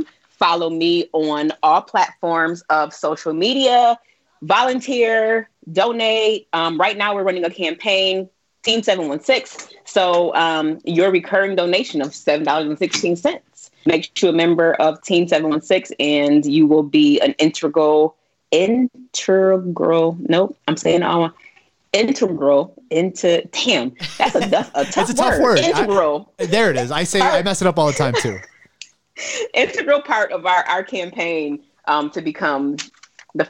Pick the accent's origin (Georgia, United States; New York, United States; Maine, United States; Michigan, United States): New York, United States; Buffalo; I was born in Buffalo, raised in Buffalo